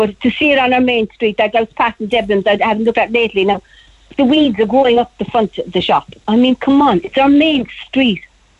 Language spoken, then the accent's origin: English; Cork, Munster, Ireland; I was born and reared in Cork City on the north side of Galway